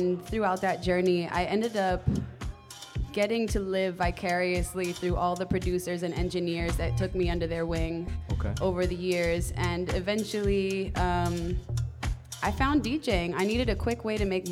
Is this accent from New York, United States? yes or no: no; Fort Lee, New Jersey, United States; also born or lived in Bed-Stuy, Brooklyn; now in Brooklyn, United States; I grew up in Fort Lee, New Jersey, a small town right across the GWB